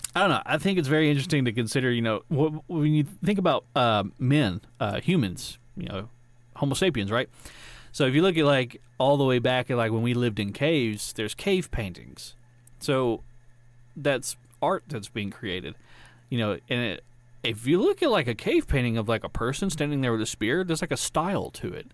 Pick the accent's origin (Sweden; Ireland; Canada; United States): United States; Georgia; I'm from Georgia